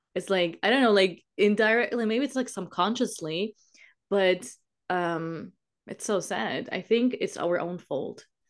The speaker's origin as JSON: {"language": "English", "country": "Germany", "said": "I'm from Germany"}